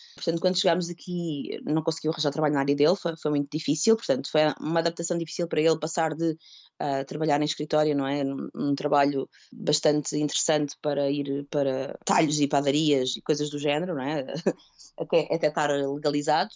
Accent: Portugal; moved away as an adult; also born or lived in Toronto, Canada; now in Oshawa, Canada

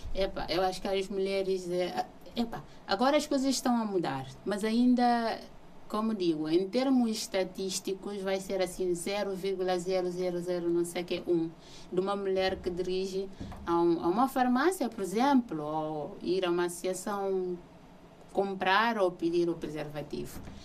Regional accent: Guinea-Bissau; now in Portugal; eu cresci numa cidade na Guiné-Bissau

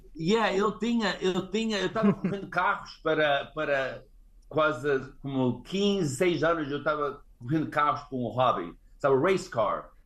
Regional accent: California, United States; also born or lived in Rio de Janeiro, Brazil; eu cheguei aqui em 1972

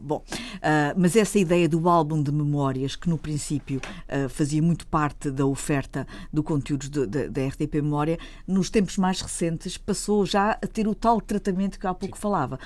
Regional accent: Azores, Portugal; moved away; also born or lived in United States; eu ter a minha adolescência, a minha infância sido passada nos Açores

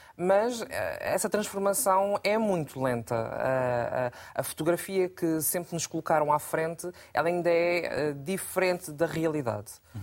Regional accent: Portugal; eu sou portuguesa, Uh, tenho um avô português, uh, tenho um pai cabo-verdiano

